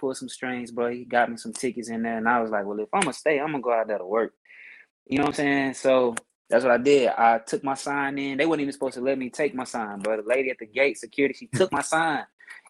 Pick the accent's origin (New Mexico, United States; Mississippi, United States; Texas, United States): Mississippi, United States; growing up in Mississippi, grew up in the church singing